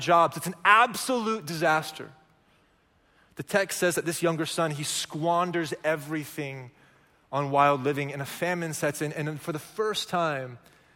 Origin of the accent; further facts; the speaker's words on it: Oklahoma, United States; moved away; I'm from Oklahoma